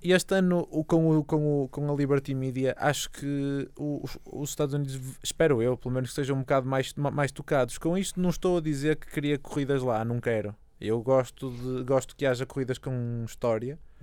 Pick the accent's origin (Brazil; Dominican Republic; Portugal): Portugal; eu sou eu sou português